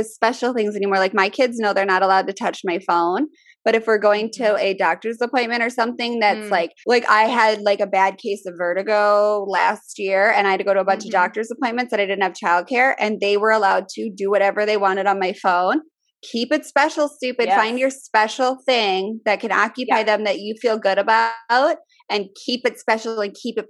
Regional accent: Midwest, United States; accent: Midwest; My Midwest accent

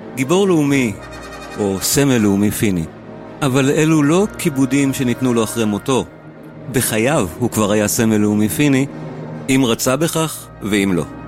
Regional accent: Israel

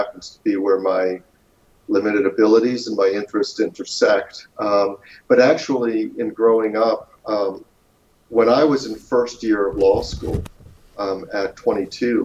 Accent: Baltimore, Maryland, United States; I was born in Baltimore, Maryland

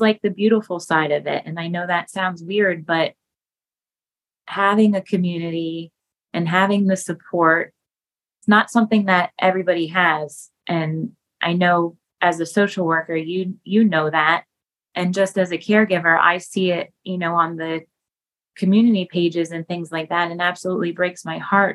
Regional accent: Pennsburg, Pennsylvania, United States; I was born and raised in Pennsburg

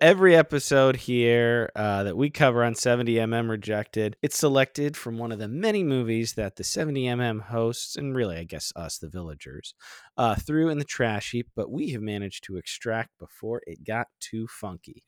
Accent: Florida, United States; I grew up in Florida

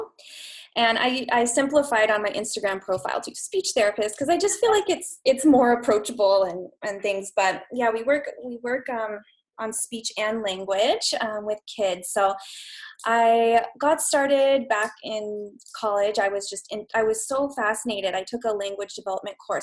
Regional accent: Idaho, United States; also born or lived in Los Angeles, California; now in Vancouver, Canada; I'm originally from the States, Idaho, actually.

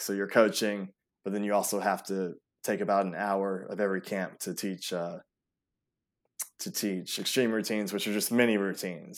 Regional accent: Atlanta, Georgia, United States; also born or lived in Europe / Greece; we moved here when I was about three, and from then on, pretty much have just been an Atlanta native

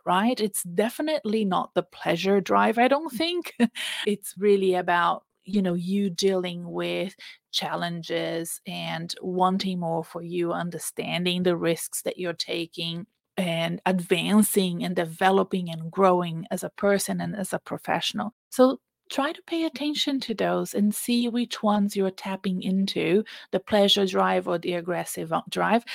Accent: Brazil; English is a second language; now in Melbourne, Australia; I went to Brazil, which is my home country. You can tell I have an accent

